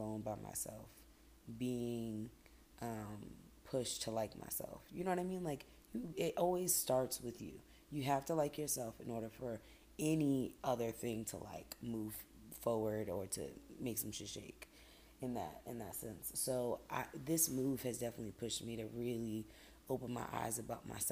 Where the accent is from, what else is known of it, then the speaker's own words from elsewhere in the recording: Boston, Massachusetts, United States; moved away as an adult; That was my hometown. I love Boston